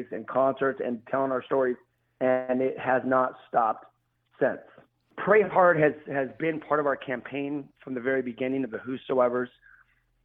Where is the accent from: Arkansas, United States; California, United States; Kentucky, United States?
California, United States; Los Angeles; I'm out here from Los Angeles, California